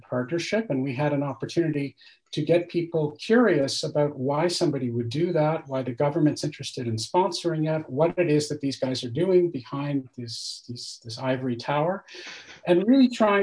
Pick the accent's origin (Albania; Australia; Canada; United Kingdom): Canada; moved away as an adult; now in France; I'm Canadian